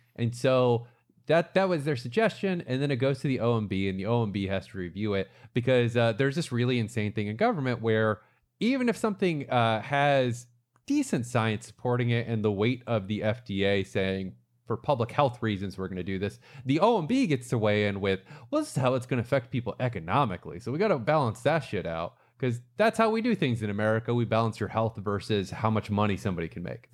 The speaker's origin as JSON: {"language": "English", "town": "Brandon", "region": "Florida", "country": "United States", "tie": "born or raised there", "moved": "yes", "said": "Brandon which is my hometown, which is a suburb of Tampa. That's actually, so that's where I grew up."}